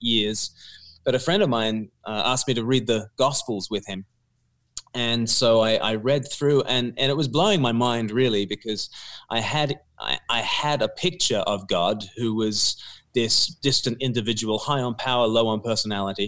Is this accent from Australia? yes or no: yes; Australia; I grew up in Australia, and it was a church going home